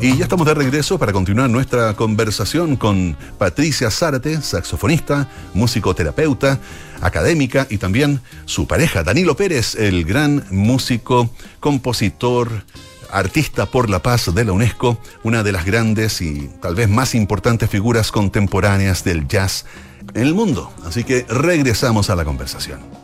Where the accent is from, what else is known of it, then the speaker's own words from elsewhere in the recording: Chile; la forma de hablar que tenemos los chilenos